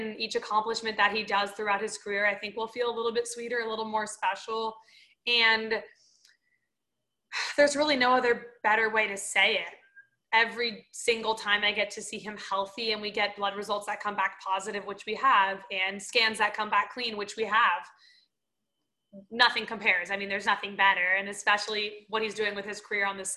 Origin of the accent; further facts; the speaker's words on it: Florida, United States; moved away; I'm from Florida